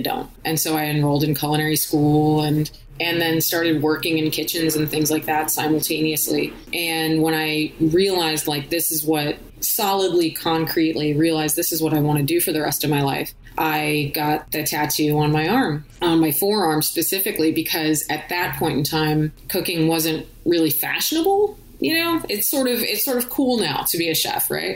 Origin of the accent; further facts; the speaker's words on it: California, United States; moved away; also born or lived in Chicago; growing up in California